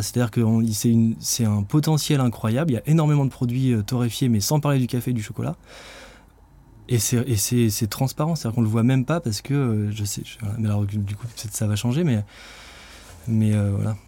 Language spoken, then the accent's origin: French; France; en tant que Français